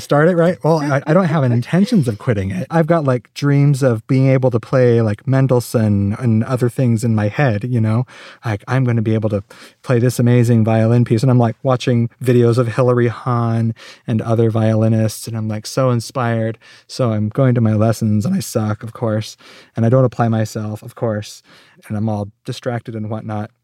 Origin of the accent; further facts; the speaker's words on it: Phoenix, Arizona, United States; I actually grew up in Phoenix